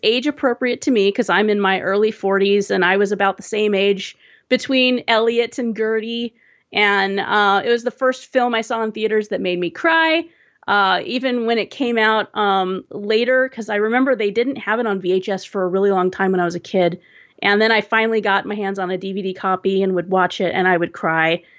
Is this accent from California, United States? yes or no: yes; Southern California, United States; also born or lived in Seattle area; now in Seattle, United States; I was, uh, born and raised in Southern California, and, um, one of the, the biggest, uh, tragedies of moving up to the Seattle area